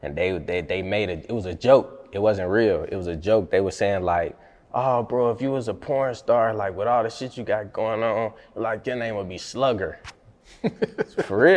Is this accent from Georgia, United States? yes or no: yes; Riverdale, Georgia, United States; also born or lived in Jonesboro, Georgia / Henry County, Georgia; I'm from Riverdale, Georgia